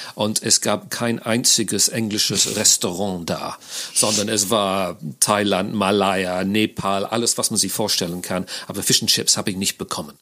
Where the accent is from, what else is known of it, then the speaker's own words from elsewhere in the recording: the north of England, United Kingdom; German is a second language; moved away as an adult; now in Cologne, Germany; Ich bin aber kein Londoner, ich komme aus Nordengland